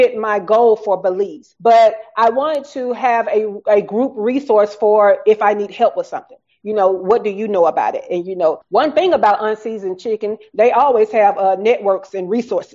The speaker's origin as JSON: {"language": "English", "region": "the South", "country": "United States", "accent": "Southern", "said": "my Southern accent"}